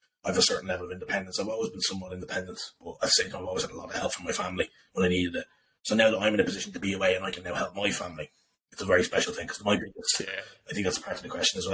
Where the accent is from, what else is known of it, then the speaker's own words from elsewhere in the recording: Dublin, Leinster, Ireland; moved away as an adult; now in England; I love being from Dublin. I love being from Ireland.